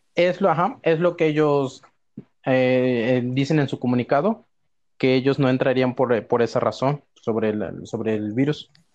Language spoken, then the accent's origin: Spanish; Veracruz, Mexico; moved away; yo soy de Veracruz